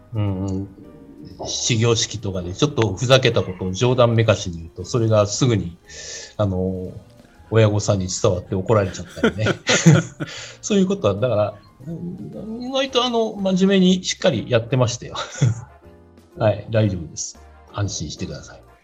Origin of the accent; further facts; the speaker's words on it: Chiba, Japan; 家が、今もそうなんですけど、千葉なもんだから